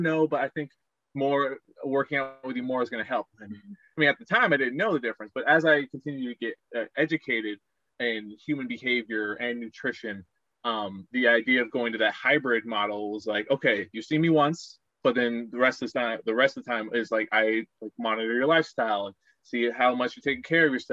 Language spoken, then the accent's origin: English; Aurora, Colorado, United States; moved away as an adult; I grew up in Aurora, Colorado